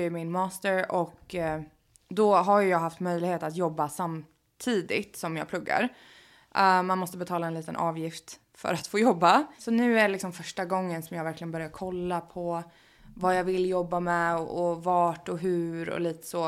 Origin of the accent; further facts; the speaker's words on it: Sweden; moved away as an adult; now in Los Angeles, United States; kan jag alltid hem till Sverige